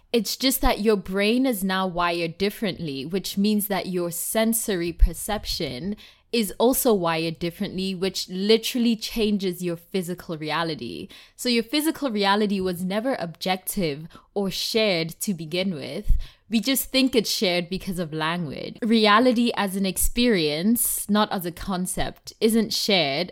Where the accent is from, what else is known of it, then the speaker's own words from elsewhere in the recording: South Africa; first language Tswana; English is a second language; as a South African, And, like, in South Africa, we have eleven different languages